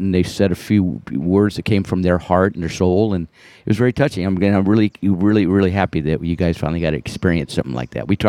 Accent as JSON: {"language": "English", "region": "Colorado", "country": "United States", "tie": "born or raised there", "said": "I grew up in Colorado, and like 10 generations there on my mom, grandma's side, and grandpa, and all"}